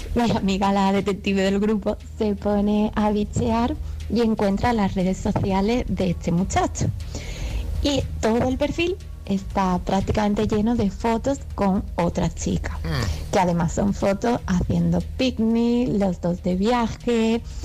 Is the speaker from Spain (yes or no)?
yes; Málaga, Andalusia, Spain; yo soy de Málaga